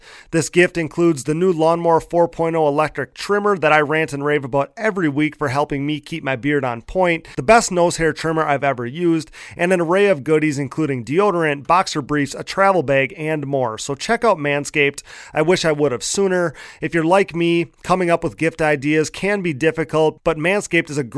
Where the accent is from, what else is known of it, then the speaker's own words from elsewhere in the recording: Wisconsin, United States; I grew up watching here in the ATV racing scene here in Wisconsin